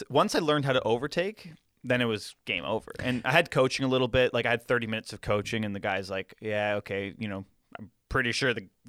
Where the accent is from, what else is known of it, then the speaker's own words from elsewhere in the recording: Ontario, Canada; As Canadian, as I should.